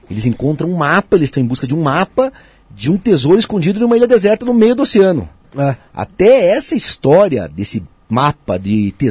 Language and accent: Portuguese; Curitiba, Paraná, Brazil; eu sou de Curitibano, nasci em Curitiba em 28 de agosto de 77, eu tenho 44 anos, né?